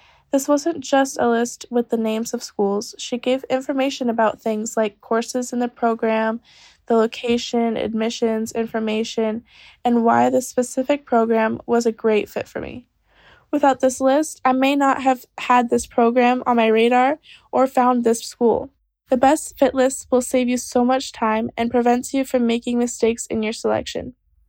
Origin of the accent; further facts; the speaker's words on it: Washington, United States; now in Netherlands; I'm from Washington State and entering my second year of study at HU University in the Netherlands.